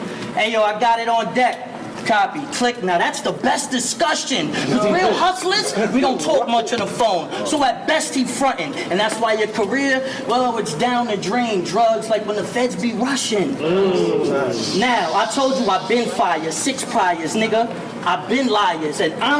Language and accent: English; Brooklyn, New York, United States; I mean, I'm from Brooklyn all day. We don't see BS.